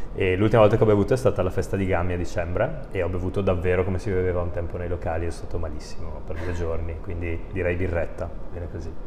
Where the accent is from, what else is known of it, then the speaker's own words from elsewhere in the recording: Brescia, Lombardy, Italy; io sono bresciano